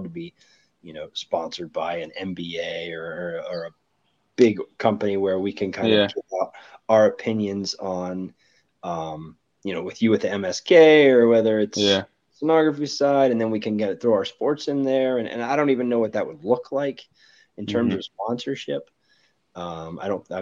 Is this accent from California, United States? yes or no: no; Ohio, United States; I'm from Ohio.